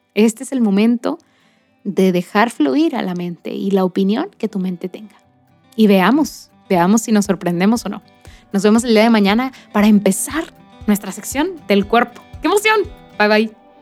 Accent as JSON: {"language": "Spanish", "town": "Monterrey", "region": "Nuevo León", "country": "Mexico", "said": "soy de Monterrey, Nuevo León, México"}